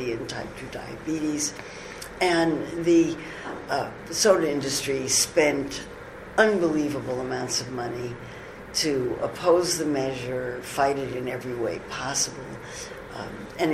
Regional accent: United States; I'm an American

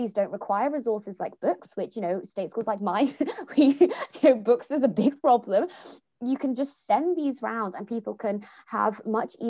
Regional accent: Jamaica; as a Jamaican woman

